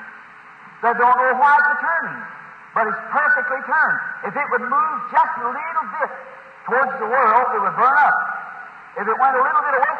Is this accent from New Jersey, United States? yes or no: no; Indiana, United States